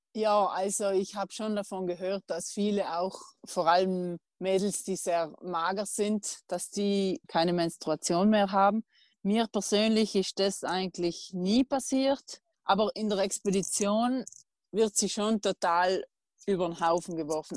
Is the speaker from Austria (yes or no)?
no; South Tyrol, Trentino-Alto Adige, Italy; meiner Heimat Südtirol